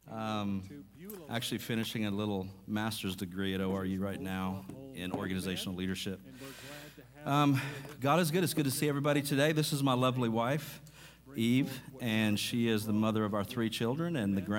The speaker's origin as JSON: {"language": "English", "region": "Mississippi", "country": "United States", "tie": "born or raised there", "said": "I was raised in Mississippi, so going back to Arkansas isn't that big of a deal."}